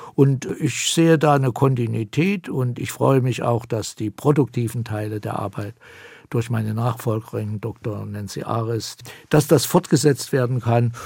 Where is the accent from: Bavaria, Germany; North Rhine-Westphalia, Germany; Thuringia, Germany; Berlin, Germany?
Thuringia, Germany; Das sage ich als Thüringer